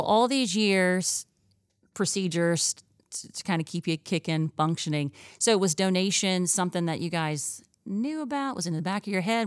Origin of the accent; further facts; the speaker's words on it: Acadiana, Louisiana, United States; I'm from Acadiana area, born and raised in Doosan